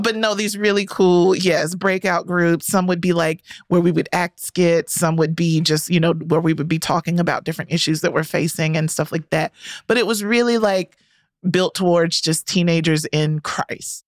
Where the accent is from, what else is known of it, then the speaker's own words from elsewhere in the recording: Rocky Mount, North Carolina, United States; my hometown of rocky mount north carolina